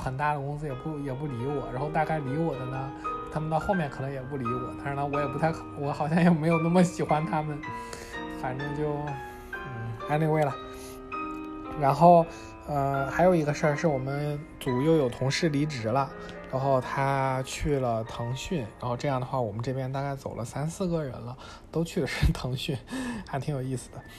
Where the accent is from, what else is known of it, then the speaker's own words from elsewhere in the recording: China; 就是作为中国人朋友，我在这边也不太多